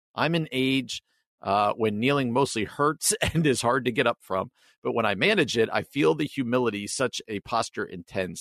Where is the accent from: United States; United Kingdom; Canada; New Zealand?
United States; New Jersey; I grew up in New Jersey, outside of New York City